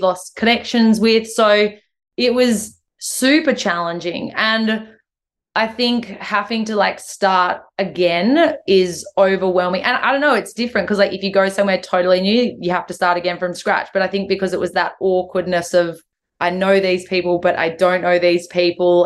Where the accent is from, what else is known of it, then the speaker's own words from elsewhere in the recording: Hay Plains, NSW, New South Wales, Australia; also born or lived in Sydney; I was from the area, but I'd been gone for 15 years or 10 or 12 years or whatever it was.